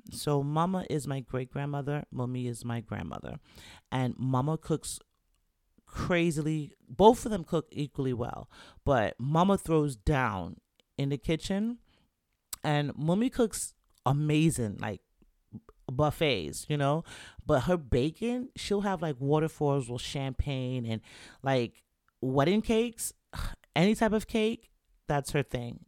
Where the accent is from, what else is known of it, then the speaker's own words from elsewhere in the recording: New York, United States; moved away; also born or lived in Jamaica / Florida / Virginia; I'm from New York